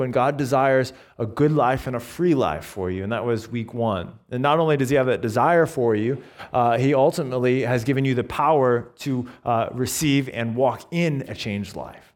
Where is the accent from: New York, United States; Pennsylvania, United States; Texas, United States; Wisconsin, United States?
New York, United States; Binghamton; moved away as an adult; also born or lived in Owego, New York / Taipei, Taiwan / Bridgewater; I was born in Owego, and then I grew up on the south side of Binghamton